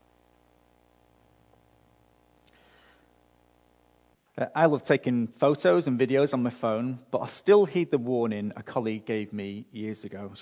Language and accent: English; United Kingdom; now in Australia; being British